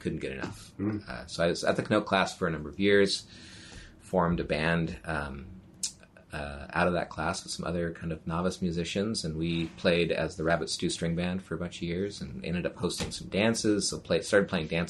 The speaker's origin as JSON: {"language": "English", "area": "the Northwest", "region": "Pacific Northwest", "country": "United States", "also_born_or_lived": "Tacoma / Seattle area", "said": "I'm from the Northwest."}